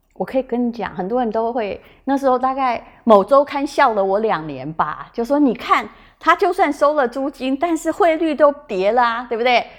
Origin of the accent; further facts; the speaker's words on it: Yilan County, Taiwan; 我现在讲的是我的故乡